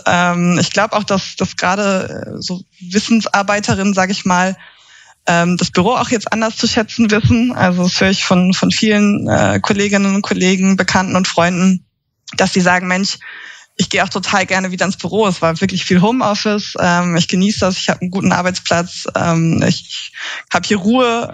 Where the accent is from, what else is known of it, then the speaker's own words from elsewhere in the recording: Schleswig-Holstein, Germany; also born or lived in Leipzig; now in Berlin, Germany; Ich komme ursprünglich aus Schleswig-Holstein.